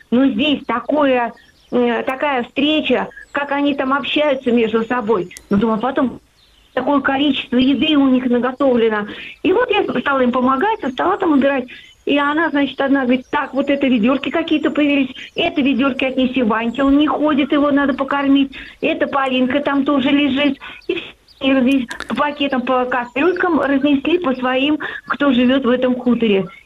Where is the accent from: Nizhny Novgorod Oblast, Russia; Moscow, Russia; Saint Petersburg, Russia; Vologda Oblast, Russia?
Moscow, Russia; Я, в общем-то, родилась в Москве. Я, ну, 70 эм, э, лет мне уже, я глубокая пенсионерка.